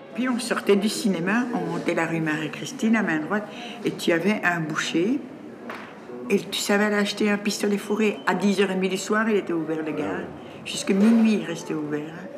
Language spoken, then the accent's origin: French; Brussels, Brussels-Capital Region, Belgium; Depuis le 31 janvier 1953, je vis à Laken